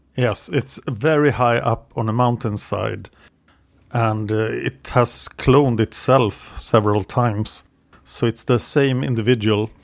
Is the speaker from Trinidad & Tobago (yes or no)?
no; Sweden; English is a second language